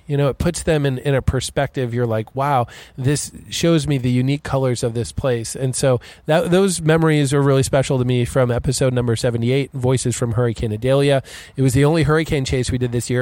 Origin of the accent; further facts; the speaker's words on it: Galveston, Texas, United States; my hometown of Galveston, Texas